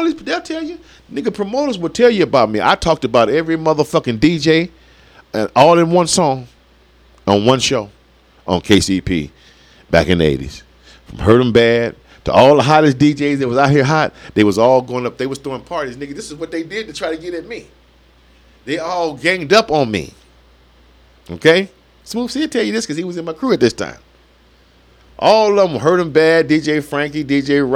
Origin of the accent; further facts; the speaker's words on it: Las Vegas, Nevada, United States; I've been representing Las Vegas for a long time when it comes to this hip-hop